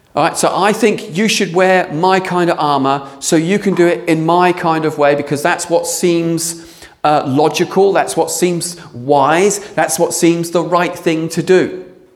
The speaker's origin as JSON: {"language": "English", "region": "England", "country": "United Kingdom", "said": "we're very English, aren't we? We're very British"}